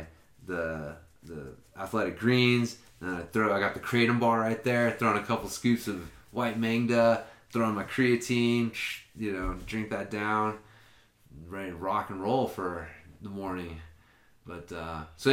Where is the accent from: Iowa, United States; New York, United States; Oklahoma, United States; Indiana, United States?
Oklahoma, United States; I'm from Oklahoma